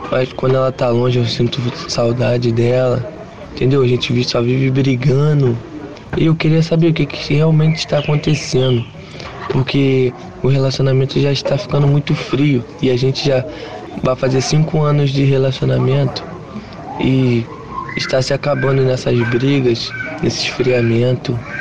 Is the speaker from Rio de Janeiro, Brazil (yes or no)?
yes; São João de Meriti, Rio de Janeiro, Brazil; Eu sou de São João de Meriti, da Baixada Fluminense